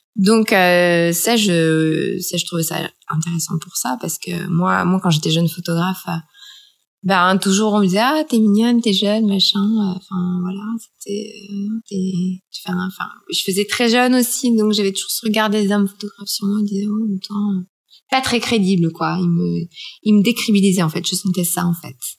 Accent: France; moved away as an adult; now in Shanghai, China; Je suis française. Je suis euh, une photographe qui a passé toute sa vie euh, en France et qui, a 40 ans, à débarquer à Shanghai

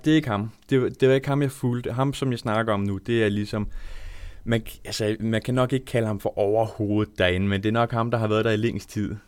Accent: Langeland, Southern Denmark, Denmark; moved away as an adult; also born or lived in Svendborg; now in Odense, Denmark; jeg er opvokset på Langeland

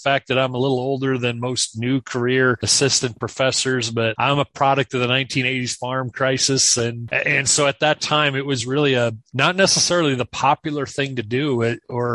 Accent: South Dakota, United States; also born or lived in Kansas; I am from South Dakota. We're recording this from my home office, which is no more than about 8 miles from where I grew up

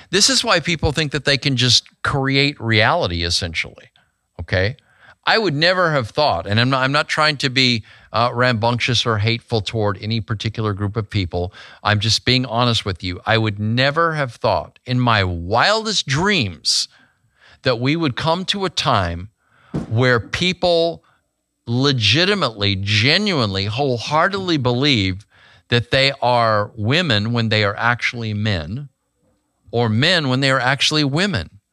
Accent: Grand Canyon, Arizona, United States; moved away; I was born in Grand Canyon, Arizona

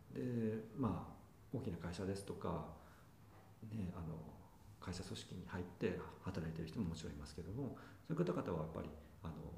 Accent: Yamagata, Japan; now in Tokyo, Japan; 私山形出身

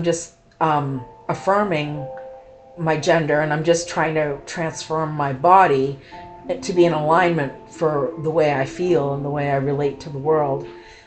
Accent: Maine, United States; also born or lived in Kentucky; I was born in Kentucky, but I've lived in Maine most of my life. Moved to Maine at a young age, probably 5 or 6

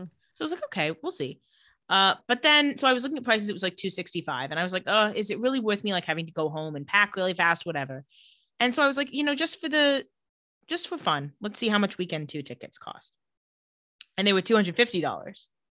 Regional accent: Palm Springs, California, United States; I grew up in Palm Springs.

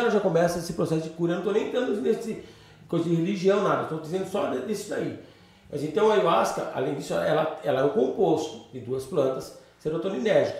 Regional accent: Itatiba, São Paulo, Brazil; also born or lived in São Bernardo do Campo; eu moro em Itatiba, não nasci em Itatiba, mas moro aqui já há 30 e poucos anos

